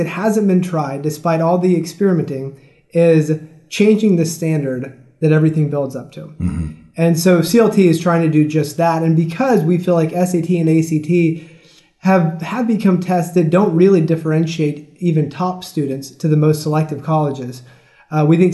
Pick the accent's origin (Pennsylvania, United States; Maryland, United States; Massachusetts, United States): Maryland, United States; I come from Maryland